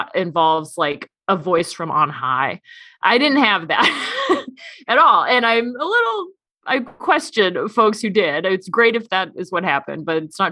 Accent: Seattle, Washington, United States; moved away as an adult; now in Omaha, United States; I grew up in Seattle and I grew up in the Episcopal Church

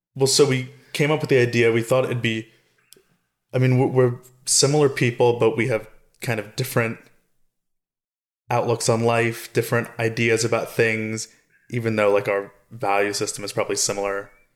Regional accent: South Florida, United States; now in Los Angeles, United States; I grew up in South Florida along with you in your house as your son

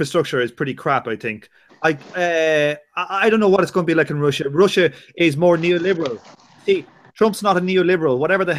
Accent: Ireland; I'm Irish

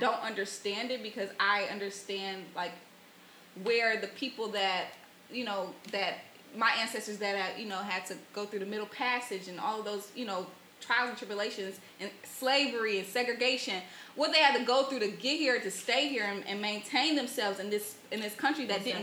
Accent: Flint, Michigan, United States; I grew up in Flint, Flint, mm-hmm. Michigan

